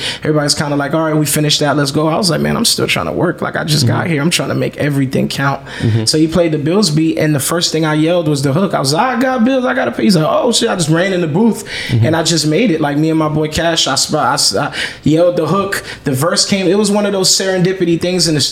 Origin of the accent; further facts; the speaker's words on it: Miami, Florida, United States; moved away as an adult; coming from Miami